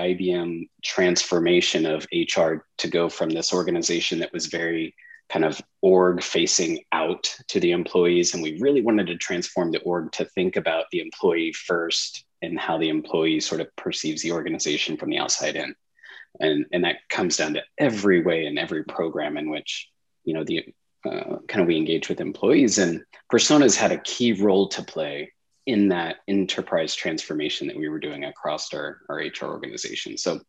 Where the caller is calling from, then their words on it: San Diego, California, United States; I'm in San Diego, California this morning.